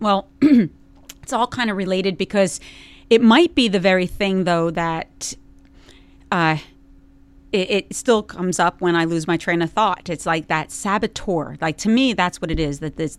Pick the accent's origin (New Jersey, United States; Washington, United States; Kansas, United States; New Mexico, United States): New Jersey, United States; accent: thick; I'm from Jersey, and it's like this stuff never happened to me.